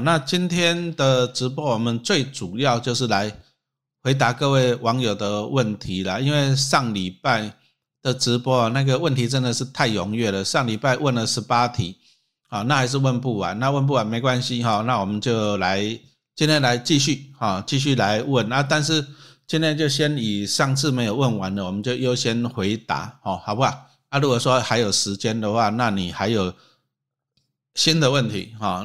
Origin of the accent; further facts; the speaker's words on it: Taiwan; 我们台湾人